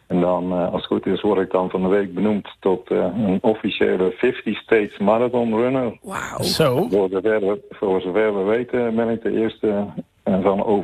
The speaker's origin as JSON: {"language": "Dutch", "town": "Schijndel", "region": "North Brabant", "country": "Netherlands", "tie": "born or raised there", "said": "natuurlijk geboren en getogen Schendel."}